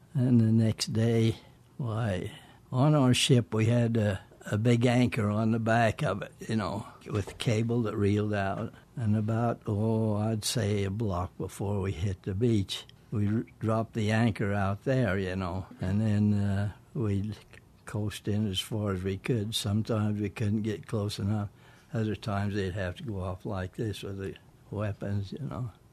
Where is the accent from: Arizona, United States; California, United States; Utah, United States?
Utah, United States; Provo; also born or lived in Emmett, Idaho; I was born in Provo, Utah